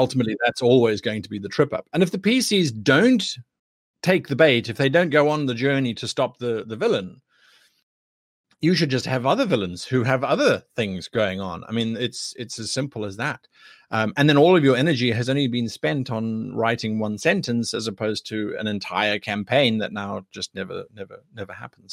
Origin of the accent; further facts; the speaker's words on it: South Africa; I am from South Africa